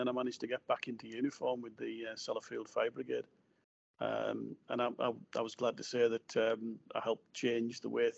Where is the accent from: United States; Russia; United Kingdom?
United Kingdom; Cleator Moor, North West England; I was born on James Street in Cleetamoor.